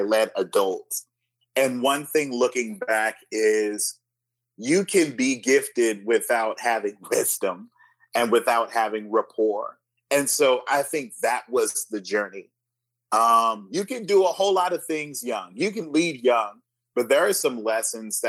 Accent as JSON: {"language": "English", "region": "California", "country": "United States", "tie": "born or raised there", "said": "I was raised in California"}